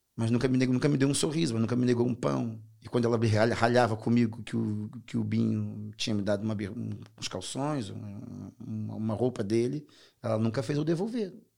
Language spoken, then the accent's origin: Portuguese; Rio de Janeiro, Brazil; accent: strong Brazilian; moved away as an adult; now in Portugal; o carioca, principalmente, de onde eu sou, do Rio de Janeiro, nós temos uma informalidade absurda